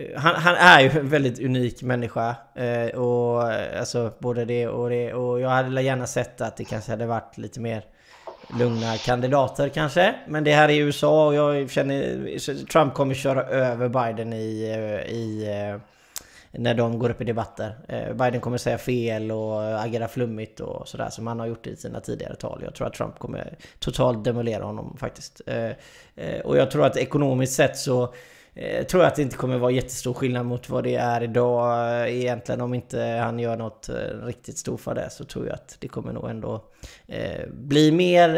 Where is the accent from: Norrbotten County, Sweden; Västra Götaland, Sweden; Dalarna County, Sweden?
Västra Götaland, Sweden; Gothenburg; jag är ju göteborgare